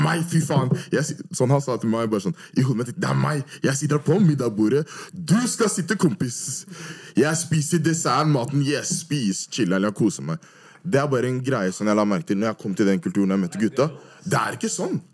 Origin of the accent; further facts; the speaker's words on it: Oslo, Norway; jeg er fra Majorstuen